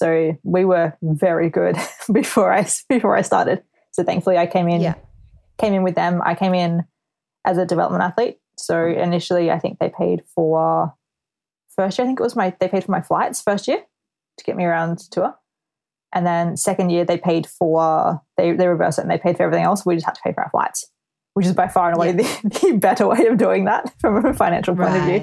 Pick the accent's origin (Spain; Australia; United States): Australia; moved away as an adult; now in United Kingdom; being an Aussie athlete is the fact that we have to leave home for so long. So before I moved to the UK